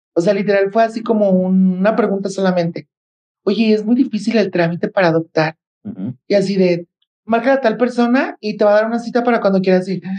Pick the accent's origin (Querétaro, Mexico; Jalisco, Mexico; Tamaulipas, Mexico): Jalisco, Mexico; Guadalajara; soy de Guadalajara, Jalisco